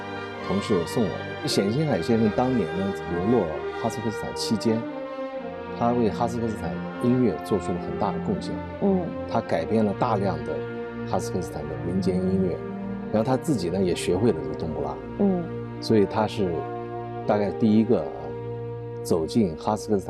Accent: China; 我们中国人呢，

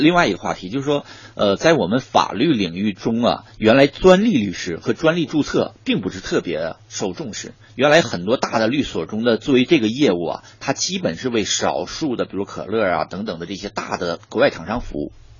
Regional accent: Northeast China, China; 因为我作为东北人，

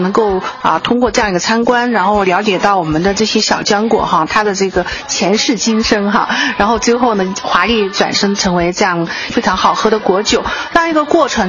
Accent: Yantai, Shandong, China; 代表一下我们烟台人

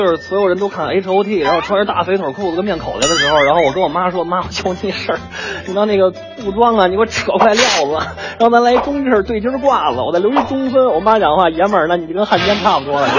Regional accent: Beijing, China; 我是北京人，从小生活在北京北城的旧鼓楼大街里

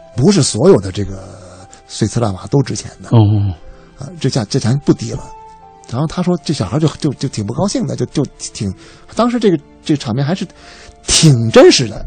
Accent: Beijing, China; 我们家这个作为老北京的一个，一个，一个大家族

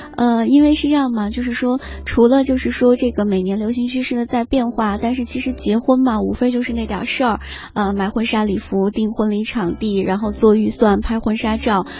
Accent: Gansu, China; moved away as an adult; also born or lived in Qingdao; now in Beijing, China; 我是甘肃人， 甘肃人， 嗯， 到北京来上学。

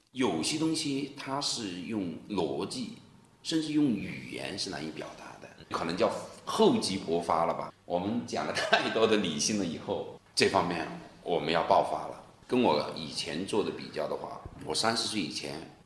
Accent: China; 我们中国人

